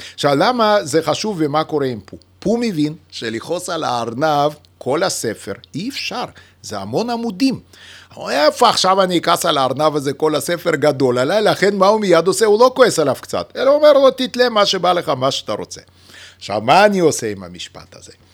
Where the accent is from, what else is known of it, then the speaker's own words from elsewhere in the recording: Lithuania; accent: Russian; first language Yiddish; Hebrew is a second language; now in Israel; שגם היא שפת האם שלי, פשוט גדלתי בליטא